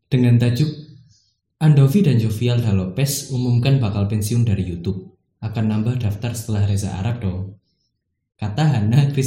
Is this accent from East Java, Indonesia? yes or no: yes; Malang, East Java, Indonesia; arek tuh Malang gue arek